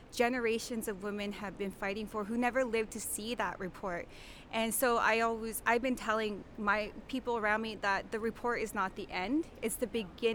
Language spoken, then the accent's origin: English; Kamloops, British Columbia, Canada; I'm from Tkamloops Sequemic, which is a part of the Sequemic Nation.